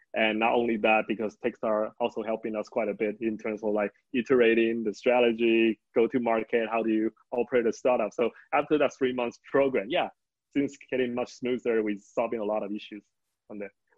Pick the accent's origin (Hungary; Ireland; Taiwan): Taiwan; Tainan; I'm born and raised in Taiwan